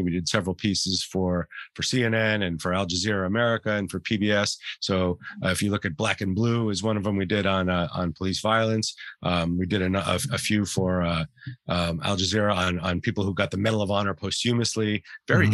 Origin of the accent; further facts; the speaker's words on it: Santa Fe, New Mexico, United States; We grew up in New Mexico, in Santa Fe, New Mexico